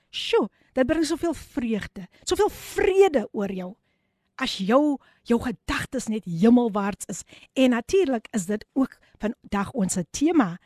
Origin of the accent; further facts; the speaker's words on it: Somerset West, Western Cape, South Africa; my geboortedorp. Ek moet dit met trots sê, Somerset Wes